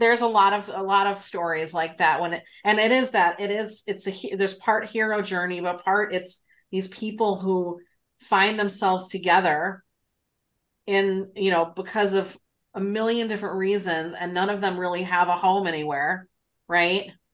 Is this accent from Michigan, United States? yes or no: no; Chicago, Illinois, United States; I was born in the South Side, I've lived in the North Side